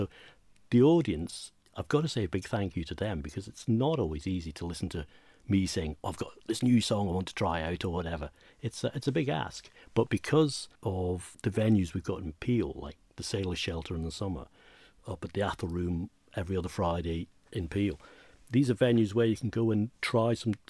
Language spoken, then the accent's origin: English; Inchmarnock, Scotland, United Kingdom; Well, where we grew up on Inchmarnock, we were fortunate enough to find some amazing artifacts, historical artifacts.